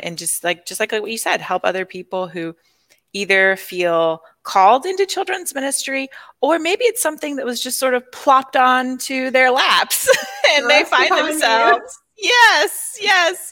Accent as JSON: {"language": "English", "region": "Arkansas", "country": "United States", "moved": "yes", "said": "I am originally from Arkansas."}